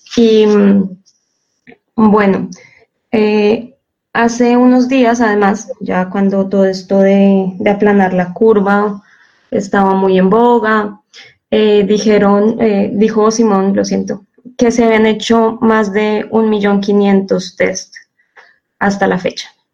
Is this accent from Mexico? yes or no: no; Colombia; now in Seville, Spain; Estoy aquí desde España, eh, pero bueno, soy colombiana, entonces los estaré acompañando desde Sevilla